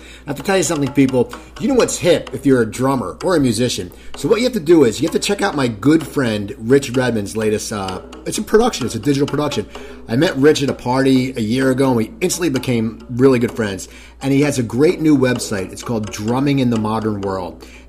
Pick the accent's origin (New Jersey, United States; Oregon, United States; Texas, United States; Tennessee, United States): New Jersey, United States; Cherry Hill; moved away; I grew up in Cherry Hill, so I'm more south.